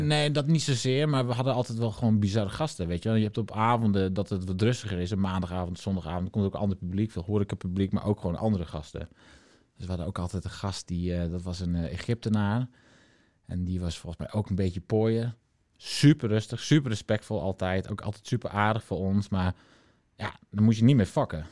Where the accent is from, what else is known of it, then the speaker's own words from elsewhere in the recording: Friesland, Netherlands; moved away; toen wij nog in Friesland woonden... en mijn ouders hadden een mooie woonboerderij